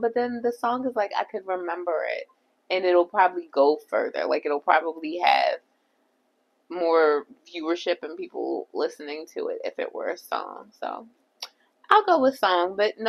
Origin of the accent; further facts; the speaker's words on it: Jamaica; I'm also Jamaican and black.